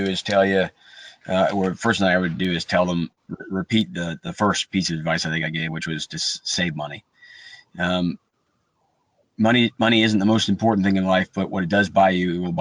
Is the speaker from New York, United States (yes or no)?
yes; Buffalo, New York, United States; now in Atlanta, United States; I'm from Buffalo, New York.